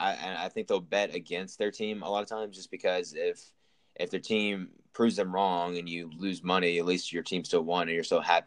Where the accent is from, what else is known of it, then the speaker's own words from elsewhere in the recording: Memphis, Tennessee, United States; I'm a big Memphis fan, went there, blah, blah, blah. I'm from Memphis.